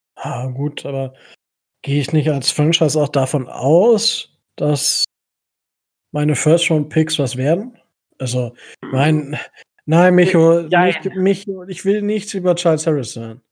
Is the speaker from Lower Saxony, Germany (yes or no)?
yes; Kalkriese, Lower Saxony, Germany; ich komme ja aus Kalkrise, also für die Leute, die es kennen, äh, bei Osnabrück